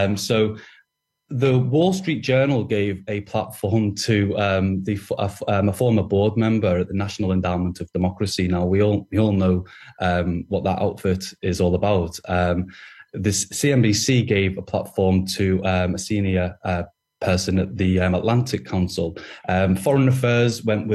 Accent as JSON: {"language": "English", "area": "Merseyside", "region": "North West England", "country": "United Kingdom", "tie": "born or raised there", "moved": "as an adult", "lives_now": "Beijing, China", "said": "Born and brought up on in Merseyside, and I studied at the University of Liverpool"}